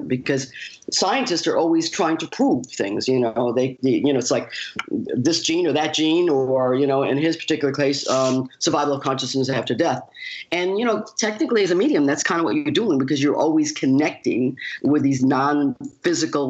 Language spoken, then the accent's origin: English; Western upstate New York, United States; I left home at the age of 18, moved to New York City, because I'm from you know, I was from Western upstate New York